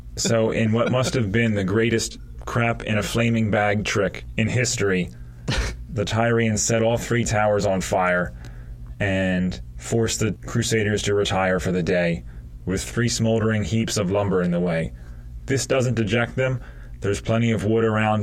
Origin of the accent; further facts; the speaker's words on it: United States; Being an American